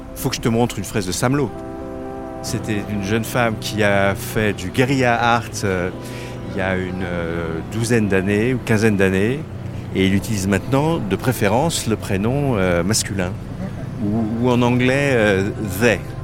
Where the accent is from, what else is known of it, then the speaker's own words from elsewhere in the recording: France; moved away as an adult; now in Singapore; je suis français, mais à Singapour depuis 27 ans